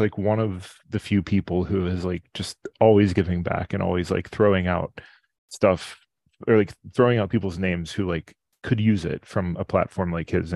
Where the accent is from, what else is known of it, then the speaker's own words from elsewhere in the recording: Pittsburgh, Pennsylvania, United States; I'm from Pittsburgh, which is notoriously rivals with Maryland, Baltimore, and everything